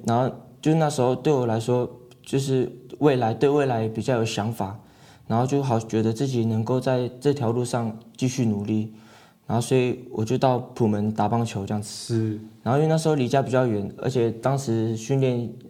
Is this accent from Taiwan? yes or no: yes; Taiwan; 小时候是在外婆家长大的这样子